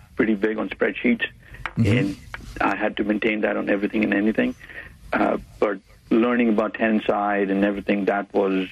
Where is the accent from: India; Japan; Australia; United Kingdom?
India; moved away as an adult; now in Houston, United States; I was born brought up in India and moved to the United States in around